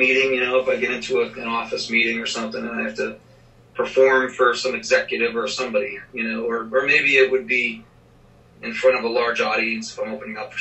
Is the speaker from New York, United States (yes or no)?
no; Boston, Massachusetts, United States; now in Nashville, United States; I'm from Boston, Massachusetts originally, so I did some auditions in Boston